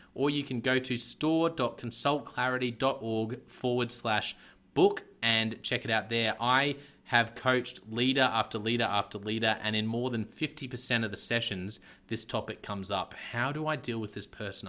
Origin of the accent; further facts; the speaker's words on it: Australia; also born or lived in Brisbane; I'm based in, uh, in Brisbane in Australia